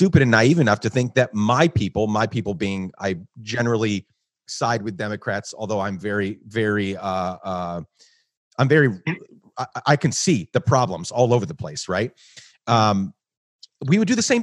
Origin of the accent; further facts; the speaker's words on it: Guatemala; moved away as an adult; also born or lived in New York; now in United States; I grew up in Guatemala